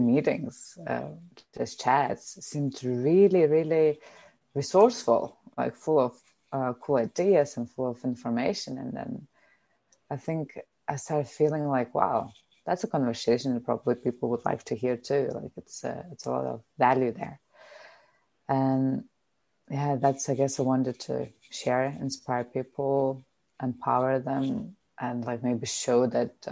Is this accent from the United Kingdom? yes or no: no; Lithuania; English is a second language; moved away as an adult; also born or lived in Germany / Denmark / China / Australia; I'm Lithuanian. I've been living in many different countries like Germany, Denmark, China, Australia